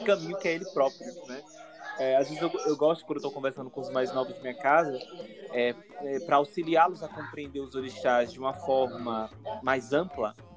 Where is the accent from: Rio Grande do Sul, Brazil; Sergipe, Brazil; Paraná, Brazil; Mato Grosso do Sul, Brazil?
Sergipe, Brazil; Aracaju; eu sou de Aracaju, Sergipe, né, tenho 26 anos